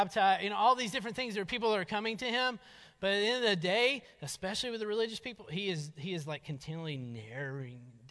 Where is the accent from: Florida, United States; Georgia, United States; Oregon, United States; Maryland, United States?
Georgia, United States; North; moved away; we grew up in North Georgia